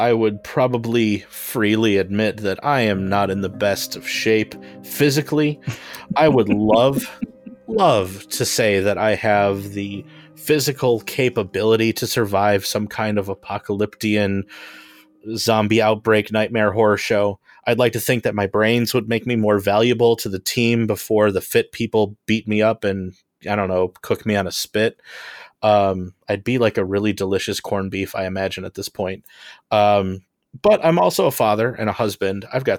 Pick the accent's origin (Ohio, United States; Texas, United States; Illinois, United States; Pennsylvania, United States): Illinois, United States; Homewood; I'm an artist and comedian. I am from Homewood, Illinois.